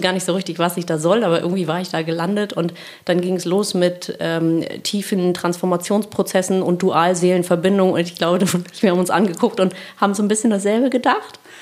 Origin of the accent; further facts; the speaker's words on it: Kiel, Schleswig-Holstein, Germany; Wir kommen alle aus Kiel